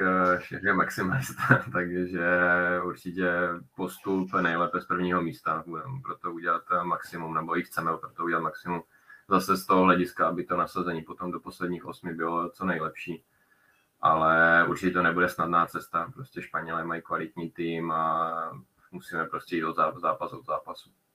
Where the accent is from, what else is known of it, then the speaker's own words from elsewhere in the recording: Czechia; jsem vlastně jediný z Čechů